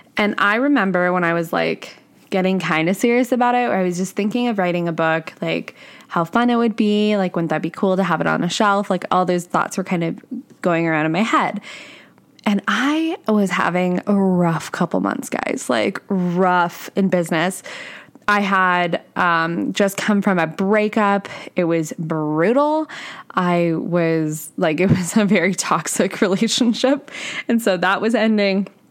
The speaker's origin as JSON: {"language": "English", "country": "Canada", "said": "I'm Canadian, if, if you guys didn't know that. So I'm Canadian"}